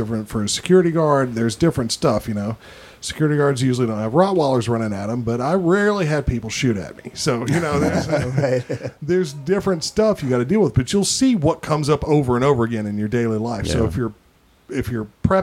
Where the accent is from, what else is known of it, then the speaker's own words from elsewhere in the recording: Tennessee, United States; I'm from Tennessee. I don't even say y'all.